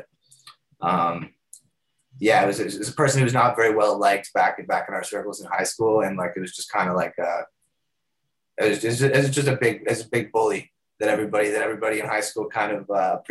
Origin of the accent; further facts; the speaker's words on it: Toronto, Ontario, Canada; I'm an artist from Toronto